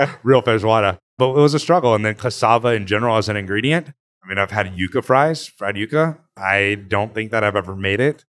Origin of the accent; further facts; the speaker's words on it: Placerville, California, United States; also born or lived in Texas / Napa, California / New York; now in Los Angeles, United States; I was born in Texas, lived in Texas until, like, second grade, moved to Northern California, to Placerville area, and then moved to Napa